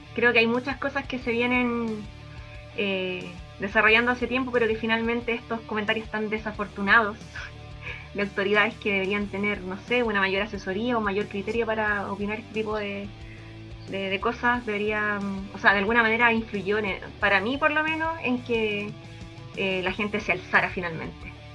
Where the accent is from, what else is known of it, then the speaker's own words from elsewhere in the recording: Chile; como chilenos